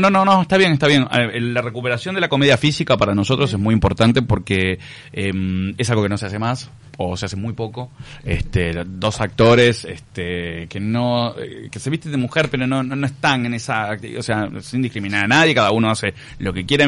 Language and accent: Spanish; Uruguay; soy la primera generación de uruguayos de mi familia, son todos gallegos, este mi hermana y yo somos los únicos uruguayos